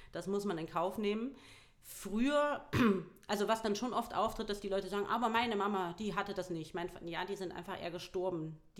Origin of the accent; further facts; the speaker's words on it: Harz, Germany; Also egal, ich habe auch bin zwölfmal umgezogen, das heißt ganz ursprünglich komme ich eigentlich aus dem Harz.